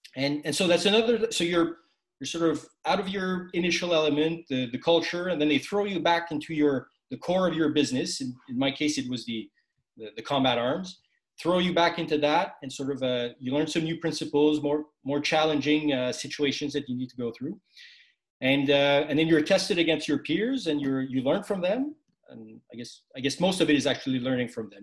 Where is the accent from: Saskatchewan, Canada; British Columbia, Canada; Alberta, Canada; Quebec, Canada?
Quebec, Canada; a Quebecois, a, a francophone, uh, serving in the Canadian Army